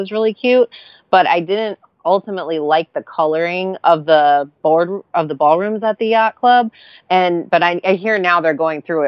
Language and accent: English; New York, United States; moved away; I'm a New Yorker